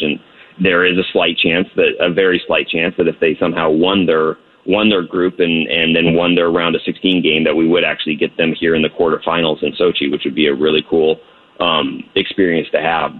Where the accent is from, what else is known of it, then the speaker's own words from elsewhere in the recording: United States; I'm from the U.S.